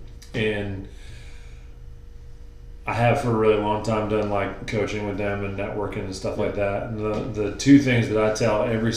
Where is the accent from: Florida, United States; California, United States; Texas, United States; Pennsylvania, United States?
Florida, United States; growing up in Florida